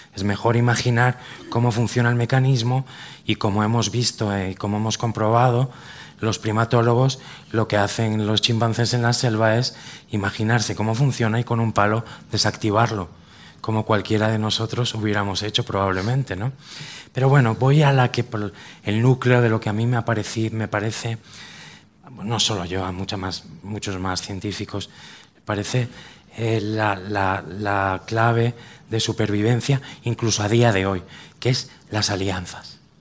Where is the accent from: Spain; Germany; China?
Spain; Cantabria; los que somos de Cantabria